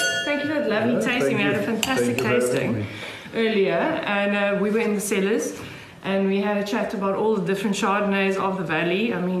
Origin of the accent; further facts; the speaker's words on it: Robertson, Western Cape, South Africa; I come from Robertson.